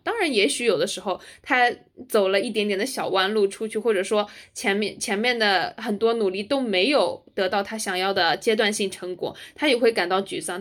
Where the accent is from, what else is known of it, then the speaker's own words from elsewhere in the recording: China; moved away as an adult; also born or lived in United States; 我们作为中国人，在就是美国人的圈子里面